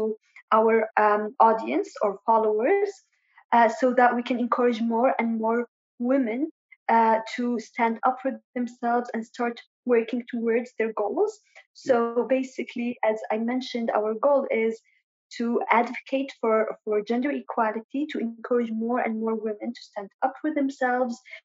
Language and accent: English; Sanaa, Amanat Al Asimah, Yemen; moved away as an adult; also born or lived in Ibb, Yemen / Jordan / Lebanon / United Kingdom; now in United States; I am originally from Ib in Yemen, but I was born and raised in Sana'a